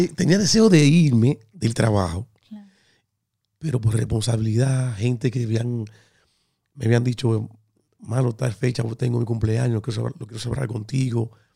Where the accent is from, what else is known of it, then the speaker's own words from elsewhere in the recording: Dominican Republic; moved away; yo soy dominicano